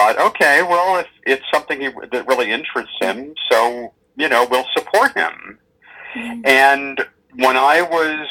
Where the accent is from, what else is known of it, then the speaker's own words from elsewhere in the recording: Los Angeles, California, United States; I grew up in Los Angeles